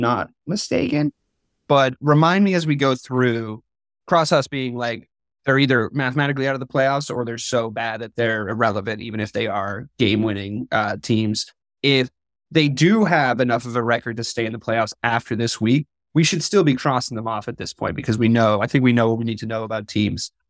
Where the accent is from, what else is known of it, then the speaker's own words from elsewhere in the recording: New England, United States; moved away; growing up in New England